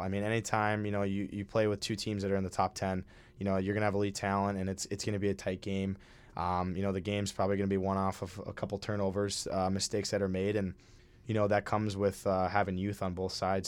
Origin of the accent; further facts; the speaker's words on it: Minnesota, United States; moved away as an adult; now in Hamden, United States; I'm from Minnesota